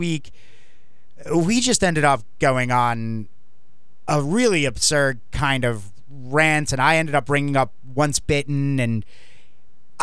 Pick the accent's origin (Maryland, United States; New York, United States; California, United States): New York, United States; moved away; I'm also from New York originally